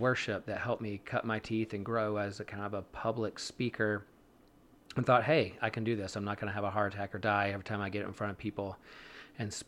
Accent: Wrightsville Beach, North Carolina, United States; I grew up on the coast of Wrightsville Beach

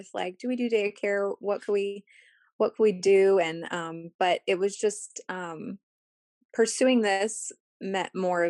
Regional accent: Corpus Christi, Texas, United States; the street that I grew up on here in Corpus

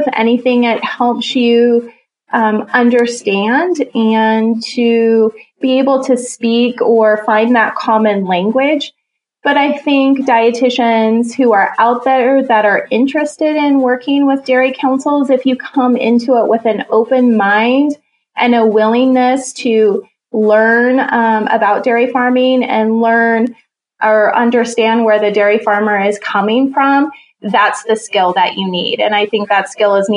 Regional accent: Jerome, Idaho, United States; So I grew up in Jerome, Idaho, and that area is called the Magic Valley.

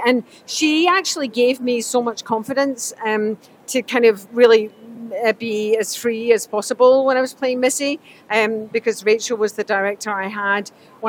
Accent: Scotland, United Kingdom; I grew up in Scotland

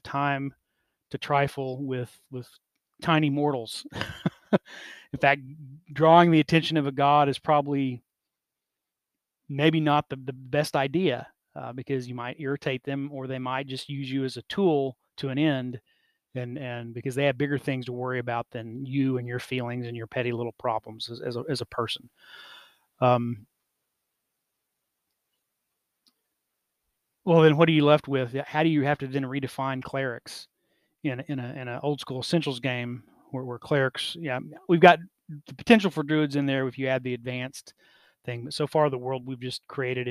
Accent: Oklahoma, United States; growing up in Oklahoma, as part of Native families and communities

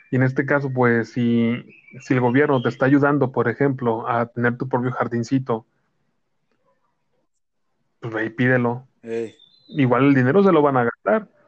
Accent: Mexico; Yo soy mexicano y soy guadalupano

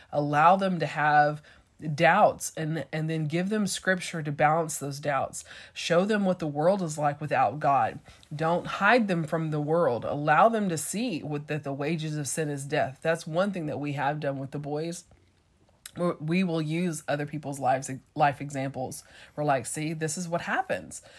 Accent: East Texas, United States; my hometown is the same town where our junior college was

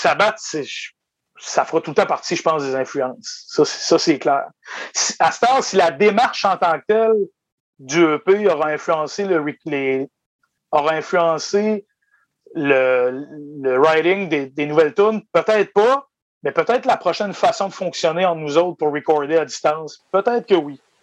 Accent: Îles-de-la-Madeleine, Quebec, Canada; je venais de, je viens de Désir de la Madeleine

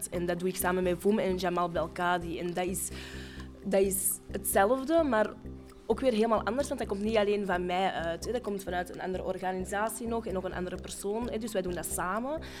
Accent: Morocco; ja, ik ben een Marokkaan.

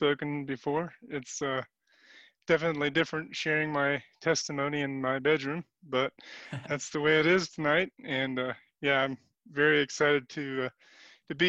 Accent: Arlington, Kansas, United States; I am from Arlington, Kansas, South Central Kansas area, close to Hutch area

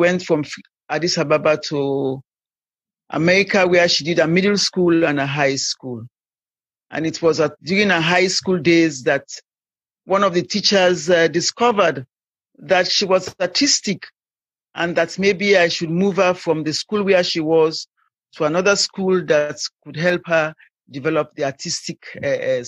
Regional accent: Sierra Leone; moved away; I'm from Sierra Leone, and I've lived and worked abroad

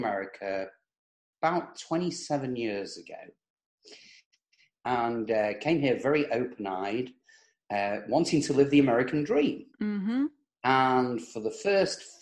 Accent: England, United Kingdom; moved away as an adult; now in United States; I was born in England, as you can probably tell from the accent

